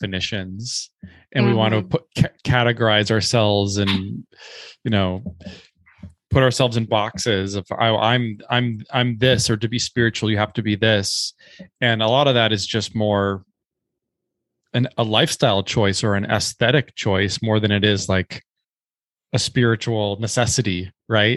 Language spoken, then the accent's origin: English; Minnesota, United States; moved away as an adult; also born or lived in New York City / Culebra; I grew up in Minnesota